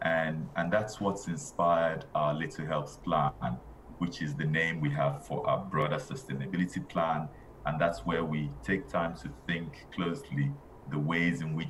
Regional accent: Nigeria; now in United Kingdom; I'm originally Nigerian.

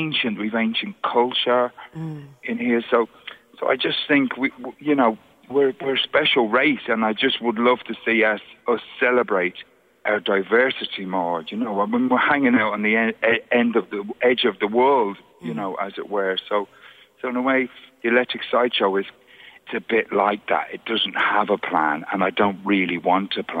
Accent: London, United Kingdom; accent: Cockney; now in Ireland; I grew up in Brixton in the 70s

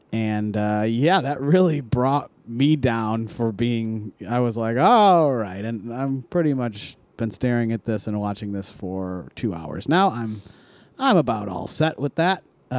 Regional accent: Philadelphia, Pennsylvania, United States; I'm from Philly. I'm a fan.

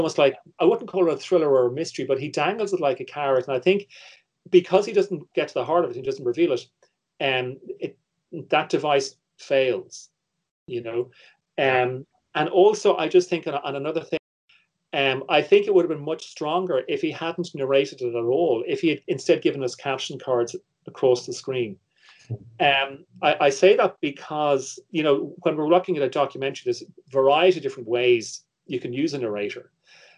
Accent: Ireland; my position as an Irish viewer

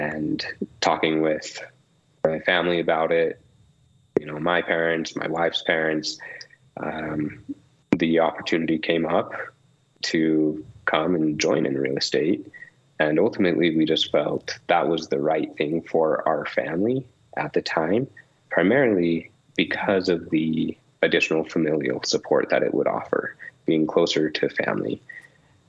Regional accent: Santa Clara, Utah, United States; also born or lived in Logan, Utah; So I grew up in Southern Utah. We moved to Santa Clara when I was 5.

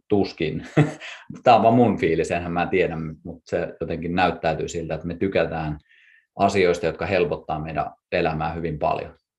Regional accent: Kuusamo, North Ostrobothnia, Finland; me molemmat ollaan Kuusamosta alun perin lähtöisiä

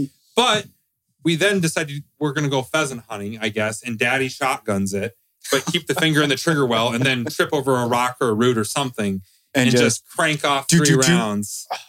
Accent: South Dakota, United States; moved away as an adult; I grew up in South Dakota. It's only week five. I don't think I completely acclimated to Georgia yet.

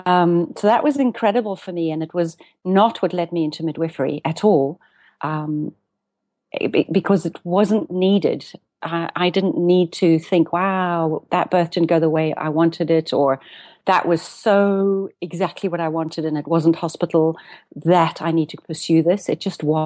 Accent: South Africa; also born or lived in Cape Town; now in Amsterdam, Netherlands; I'm a South African and I live between Amsterdam and Cape Town, 6 months each.

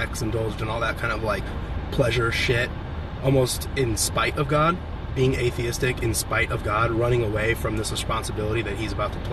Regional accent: Champaign, Illinois, United States; moved away; also born or lived in California; Champaign, Illinois, which is my hometown where my dad is

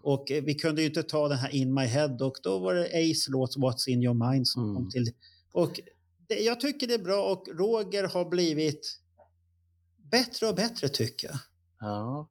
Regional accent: Stockholm, Stockholm County, Sweden; jag är uppväxt i Tensta och gick i Hjulsta

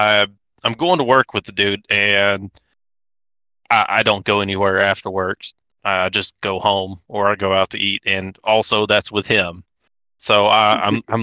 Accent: Nashville, Arkansas, United States; moved away as an adult; also born or lived in Boise, Idaho; now in Kentucky, United States; I was raised in Southwest Arkansas. My hometown is a small town called Nashville, Arkansas.

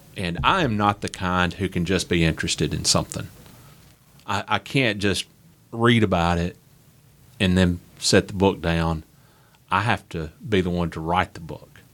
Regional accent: Nashville, Tennessee, United States; also born or lived in Huntsville, Alabama; I grew up in Nashville, Tennessee

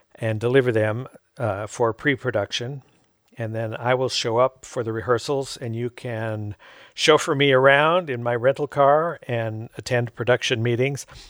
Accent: Fullerton, California, United States; I grew up in Fullerton. We could see the fireworks from our porch at home.

